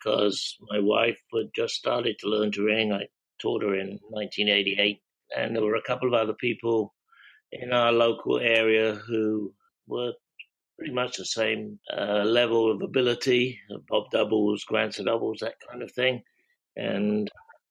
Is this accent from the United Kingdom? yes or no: yes; England, United Kingdom; now in Philadelphia, United States; I'm English